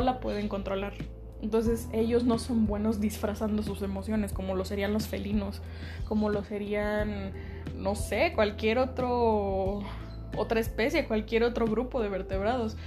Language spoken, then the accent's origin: Spanish; Mexico; la categoría en la que caigo mejor es en que soy mexicana